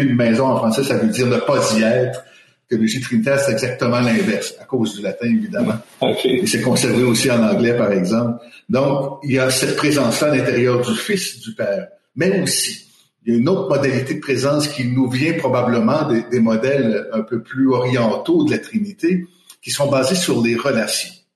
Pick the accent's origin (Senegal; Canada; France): Canada; Quebec; moved away as an adult; also born or lived in Colombia; now in Montreal, Canada; je suis québécois d'origine. J'ai vécu dix ans euh, en Amérique latine.